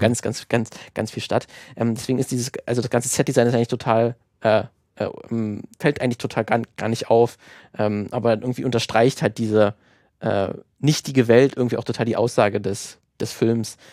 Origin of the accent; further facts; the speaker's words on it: Germany; gerade als Deutscher, der die Grimms Märchen immer natürlich als Kind auch äh, vorgelesen bekommen hat